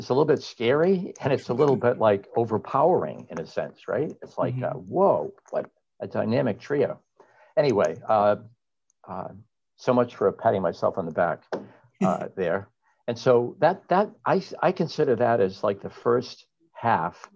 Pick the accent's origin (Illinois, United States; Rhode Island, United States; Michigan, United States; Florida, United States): Rhode Island, United States; Pawtucket; I grew up outside of Providence, Rhode Island, in the small city of Pawtucket back in the 60s